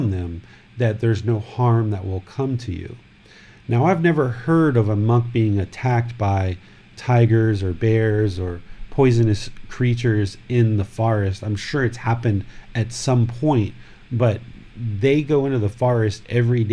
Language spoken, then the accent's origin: English; United States; now in Thailand; growing up in America